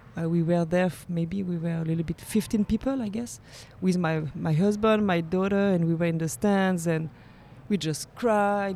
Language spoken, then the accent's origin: English; Geneva, Switzerland; I lived in Geneva. I was born in Geneva. I studied in Geneva. So I'm really from Geneva